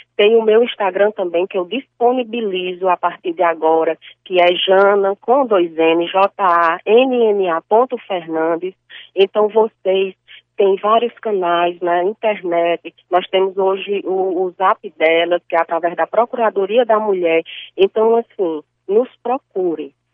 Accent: Cariri region, Ceará, Brazil; eu sou da região do Cariri

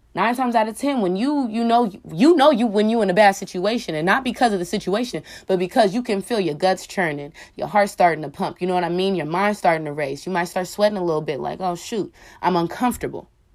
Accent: Oakland, California, United States; I'm from Oakland, California

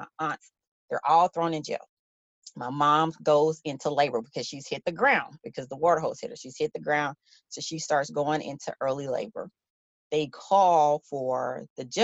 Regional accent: Shreveport, Louisiana, United States; my hometown newspaper, the Shreveport Times

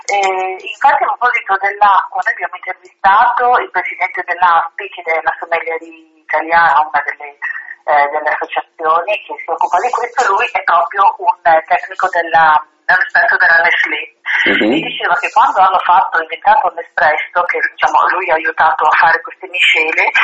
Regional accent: Sanremo, Liguria, Italy; io so di Sanremo

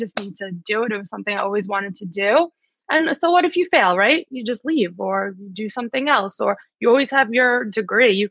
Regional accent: New York, United States; Well, anyway, no, I am from New York.

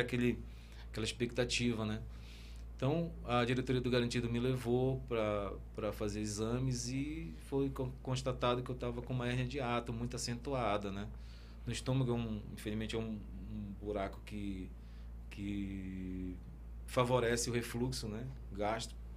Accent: Parintins, Amazonas, Brazil; é a minha terra, né, cara? Parintins

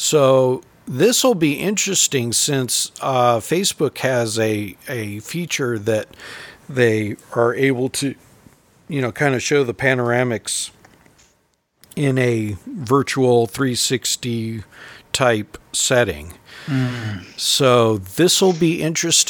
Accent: California, United States; now in the Carolinas, United States; growing up in California

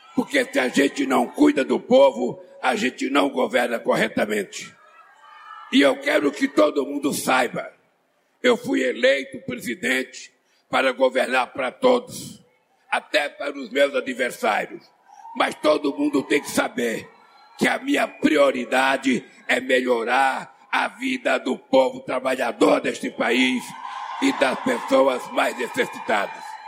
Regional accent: Brazil; eu sou brasileiro

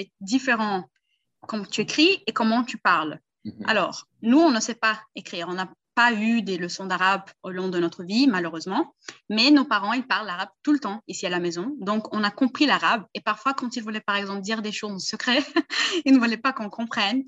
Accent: Brazil; Je suis né au Brésil

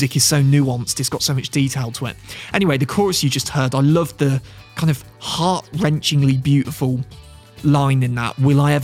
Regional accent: Midlands, United Kingdom; I'm from the Midlands. I'm a Midlands lad. I live not too far from Worcester.

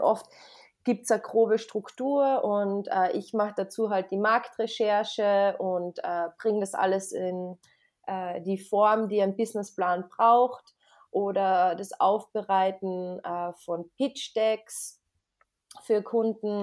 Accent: Carinthia, Austria; also born or lived in United States; ich bin aus Österreich, aus Kärnten und äh, ich bin 29 Jahre alt

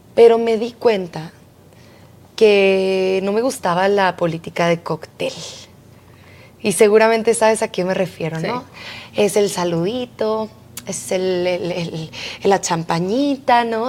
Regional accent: Mexico; yo soy una mexicana como cualquier otra

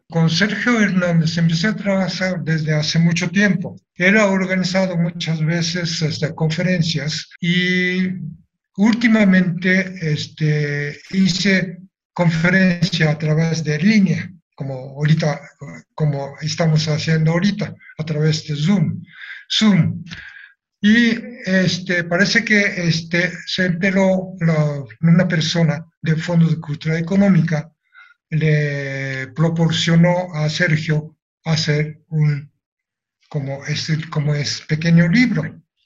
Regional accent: Nagasaki, Japan; Spanish is a second language; moved away as an adult; now in Mexico; Si regreso a Japón

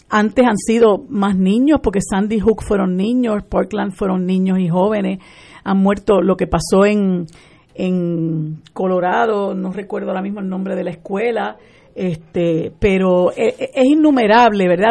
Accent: Puerto Rico; nosotros como puertorriqueños

